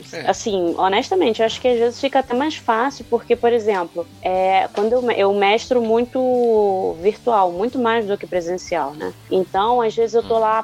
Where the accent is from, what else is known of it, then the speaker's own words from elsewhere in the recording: Rio de Janeiro, Brazil; Com esse puxado assim, levemente de X, mas eu sou carioca